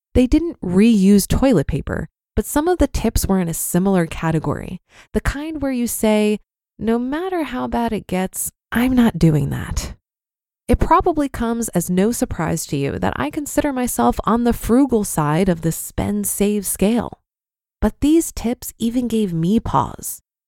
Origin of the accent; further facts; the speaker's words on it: Iowa, United States; I grew up in Iowa